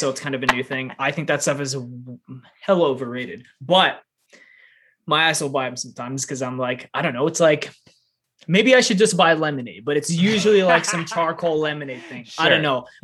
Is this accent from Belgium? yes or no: no; Canada; I'm Canadian